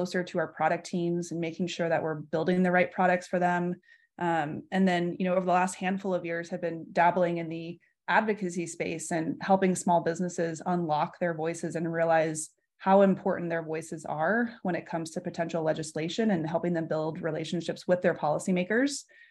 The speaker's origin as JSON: {"language": "English", "town": "San Francisco", "region": "California", "country": "United States", "also_born_or_lived": "Los Angeles, United States", "said": "So I'm from San Francisco. I actually still reside here today"}